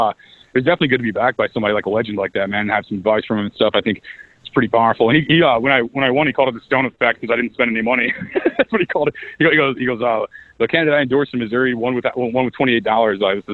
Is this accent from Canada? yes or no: yes; Canada; Like, I'm from Canada. It's a country above America.